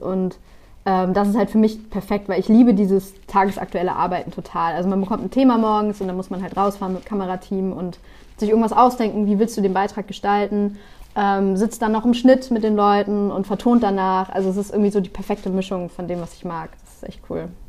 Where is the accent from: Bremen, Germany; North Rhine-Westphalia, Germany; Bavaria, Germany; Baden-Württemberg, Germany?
Bremen, Germany; ich komme aus Bremen, das heißt, wir haben immer NDR und ähm, Radio Bremen geschaut